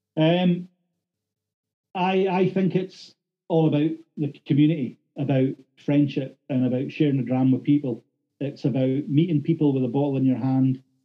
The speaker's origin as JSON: {"language": "English", "town": "Thurso", "region": "Scotland", "country": "United Kingdom", "tie": "born or raised there", "said": "as a local lad, done good, born and bred in Thurso"}